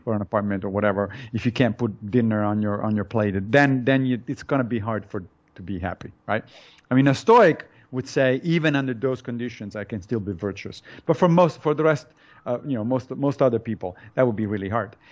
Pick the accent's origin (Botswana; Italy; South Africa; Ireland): Italy; moved away; I was born in Italy